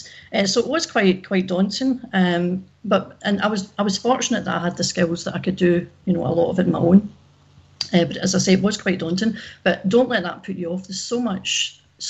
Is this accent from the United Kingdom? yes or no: yes; Glasgow, Scotland, United Kingdom; now in Ayr, United Kingdom; I live in Ayr, but I'm from Glasgow originally.